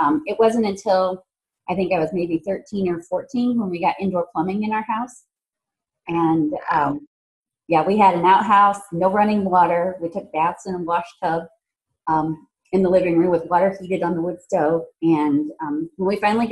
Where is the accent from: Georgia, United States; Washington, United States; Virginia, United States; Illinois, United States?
Virginia, United States; Appalachian Mountains, southwestern; moved away as an adult; also born or lived in St. Louis, Missouri; I grew up in the Appalachian Mountains in Virginia, in the southwestern part of the state